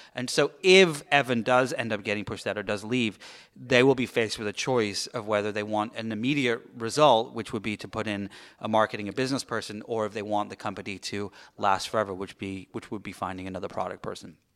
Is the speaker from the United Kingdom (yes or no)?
yes; England, United Kingdom; now in Los Angeles, United States; I am the Brit